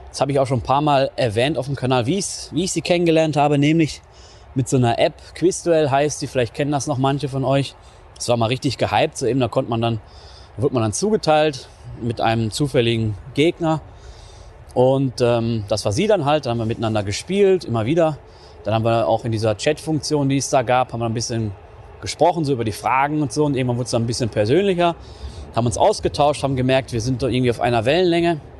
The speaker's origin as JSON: {"language": "German", "region": "North Rhine-Westphalia", "country": "Germany", "tie": "born or raised there", "said": "Ich komme aus NRW. Das wissen wahrscheinlich die meisten schon. Aus dem östlichen Ruhrgebiet, gerade so am Rand, kann man sagen. Und ähm, ja, war so eine mittelgroße Stadt, irgendwie so 50.000 Einwohner. Klassische Bergarbeiterstadt"}